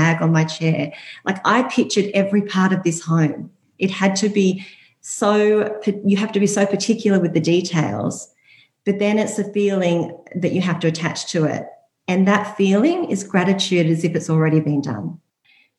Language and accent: English; Byron Bay, New South Wales, Australia; also born or lived in Hunter Valley; I grew up in Byron Bay